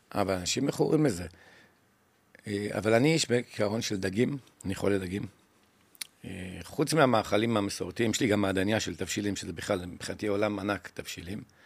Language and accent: Hebrew; Jerusalem, Jerusalem District, Israel; now in Ga'ash, Israel; אני גדלתי בקטמונים